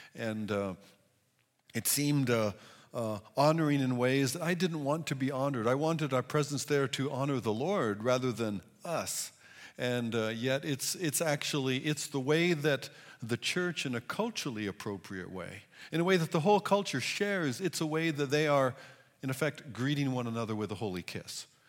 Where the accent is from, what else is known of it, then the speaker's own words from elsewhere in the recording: United States; as American individuals